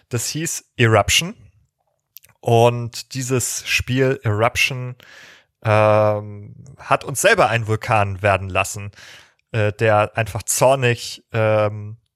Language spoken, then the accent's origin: German; Northern Germany, Germany; gerade als Norddeutscher, der sozusagen bei 12 Grad und Nieselregen im Sommer sozialisiert wurde